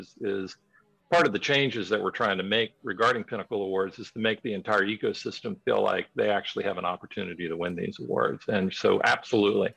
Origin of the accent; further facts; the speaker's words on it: Miami, Florida, United States; now in Georgia, United States; I grew up in Miami, and back in those days, they didn't have a hockey team